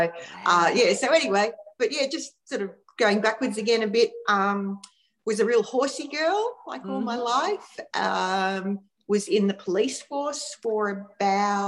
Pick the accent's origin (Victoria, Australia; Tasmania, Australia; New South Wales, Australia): Victoria, Australia; moved away as an adult; also born or lived in Fairhaven, Victoria / Melbourne area; now in Noosa, Australia; I live up near Noosa in Queensland, but I was born and lived basically my whole life in Victoria. And I moved up here about 18 months ago